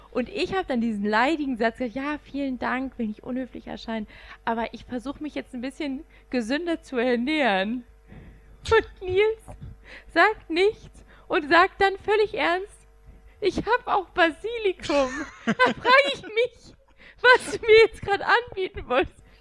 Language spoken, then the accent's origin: German; Rhineland, Germany; Ich komme ja aus dem Rheinland.